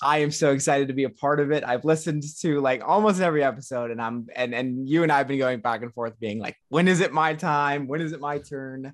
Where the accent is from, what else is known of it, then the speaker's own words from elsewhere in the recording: Orange County, California, United States; I grew up and born and raised in Orange County, California